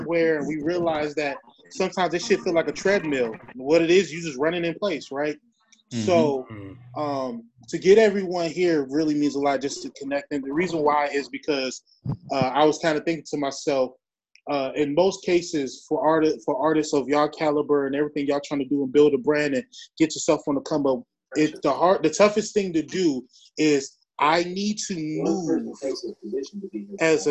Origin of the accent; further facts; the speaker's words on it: Milwaukee, Wisconsin, United States; now in Houston, United States; I'm from Milwaukee. You know, I'm living in Houston.